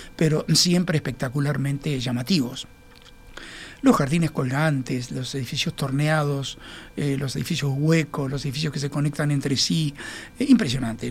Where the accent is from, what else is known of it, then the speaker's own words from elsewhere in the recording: Montevideo, Uruguay; nosotros vivimos como montevideanos